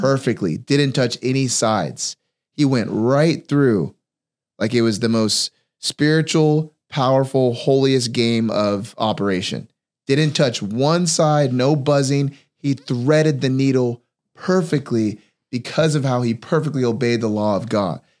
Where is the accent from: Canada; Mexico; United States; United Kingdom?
United States; California; I grew up in California